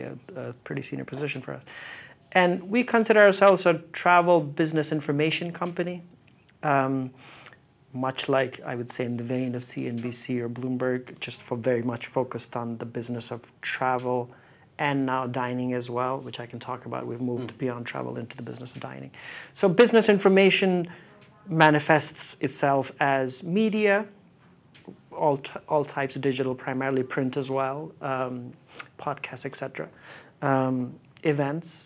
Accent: northern India, India; moved away as an adult; also born or lived in United Kingdom / United States; So went from 6 till 24, I grew up in India. So my formative years, for most part, were in India, in northern India.

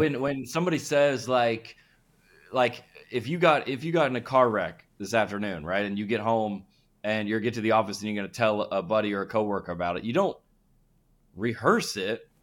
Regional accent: Lilburn, Georgia, United States; I grew up in Lil Burn, Georgia, which is about an hour north

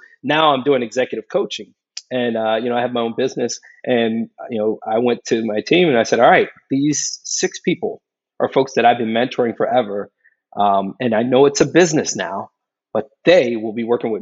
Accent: Philadelphia, Pennsylvania, United States; moved away; a kid growing up in a pretty rough neighborhood in Philadelphia

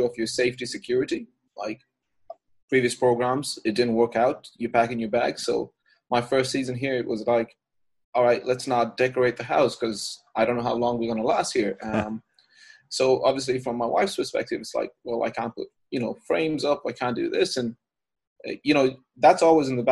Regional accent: Ireland; moved away as an adult; me being Irish

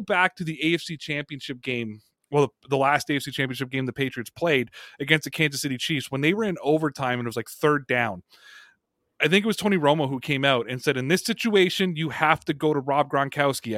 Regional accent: Canada; my home country of Canada

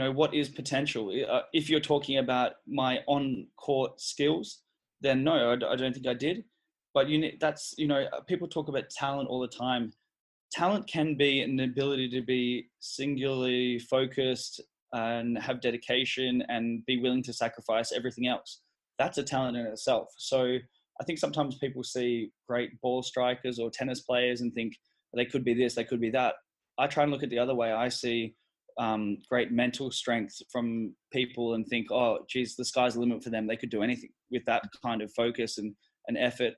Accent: Sydney, New South Wales, Australia; also born or lived in Melbourne; I grew up in Sydney

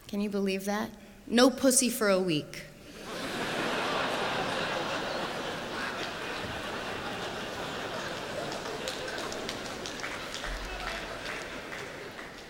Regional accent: United States; I'm American. I don't know if you noticed that. My weird accent.

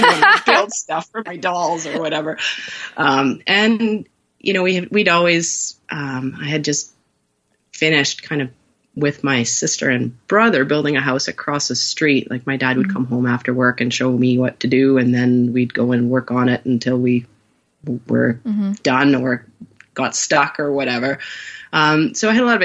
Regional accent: northern Vancouver Island, British Columbia, Canada; now in North Vancouver, Canada; I grew up in a camp town called Kokish and then Hyde Creek

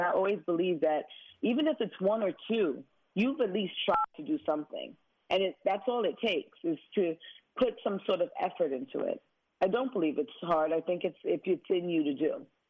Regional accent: Brooklyn, New York, United States; Growing up in Brooklyn, I know what I could have became if I didn't have the guidance

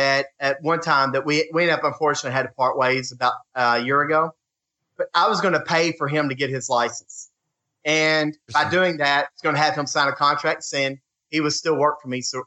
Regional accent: Muhlenberg County, Kentucky, United States; I'm from Muhlenberg County or Ohio County

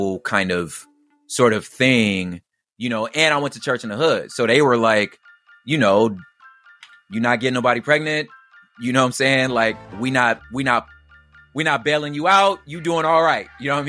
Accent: Los Angeles, California, United States; I grew up, I was, you know, born in South Central. I was raised on like in the East Side.

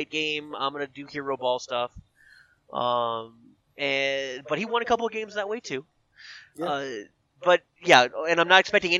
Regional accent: New Jersey, United States; I'm from Jersey

